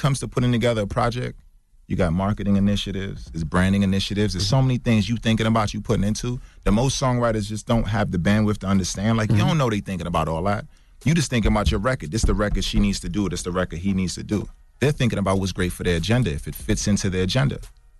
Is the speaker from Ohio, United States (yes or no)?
no; Brooklyn, New York, United States; Yeah, I'm from East New York, more specifically, right?